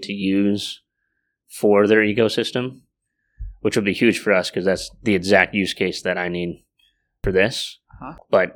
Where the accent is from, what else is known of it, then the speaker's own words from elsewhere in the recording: Silicon Valley, California, United States; moved away as an adult; also born or lived in Ames, Iowa; I was born in Silicon Valley